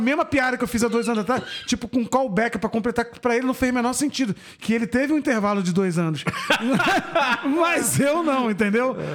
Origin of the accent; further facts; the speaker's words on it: Macaé, Rio de Janeiro, Brazil; moved away; Eu, quando saí de Macaé